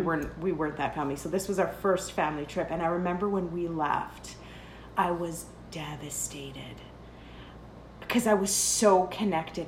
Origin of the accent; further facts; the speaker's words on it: Canada; also born or lived in Lebanon; I am 100% Canadian